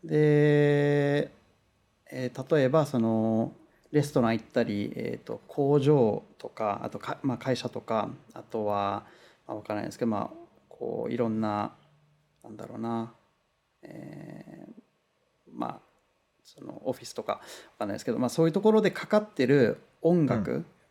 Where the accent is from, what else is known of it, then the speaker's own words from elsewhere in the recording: Kunitachi, Tokyo, Japan; now in Los Angeles, United States; 東京のあの、うん、国立っていうところなんですけど